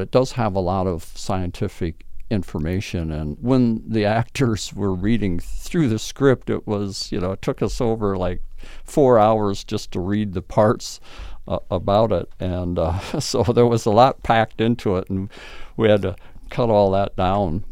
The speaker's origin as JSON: {"language": "English", "town": "Blue Earth", "region": "Minnesota", "country": "United States", "tie": "born or raised there", "lives_now": "St. Peter, United States", "said": "I grew up in Mino-, Minnesota, Blue Earth, Minnesota"}